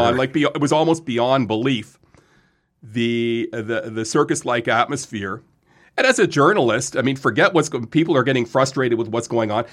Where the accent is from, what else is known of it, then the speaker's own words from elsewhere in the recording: Lindsay, Ontario, Canada; also born or lived in Quebec / Vaudreuil; moved to Lindsay when I was eight.